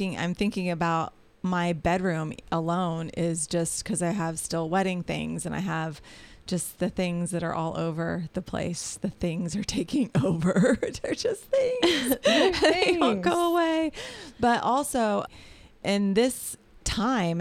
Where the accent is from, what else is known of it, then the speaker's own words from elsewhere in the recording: Marion, Ohio, United States; moved away as an adult; also born or lived in Dayton, Ohio / Centerville, Ohio; my address is actually in my hometown with my husband